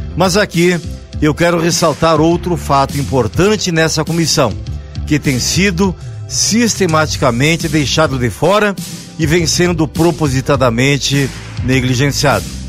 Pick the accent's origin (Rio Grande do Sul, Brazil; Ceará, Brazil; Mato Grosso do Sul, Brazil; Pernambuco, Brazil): Rio Grande do Sul, Brazil; Carlos Barbosa; de onde eu venho, cidade de Carlos Barbosa, na Serra Gaúcha